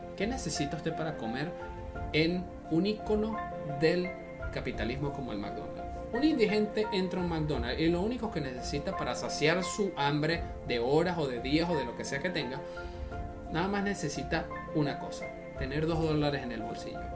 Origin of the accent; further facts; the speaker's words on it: Venezuela; moved away; yo vengo de un país socialista, yo soy de Venezuela